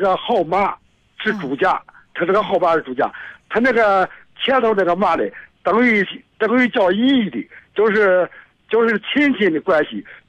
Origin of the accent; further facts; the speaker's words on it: Shijiazhuang, Hebei, China; 石家庄这块儿了，我是石家庄的。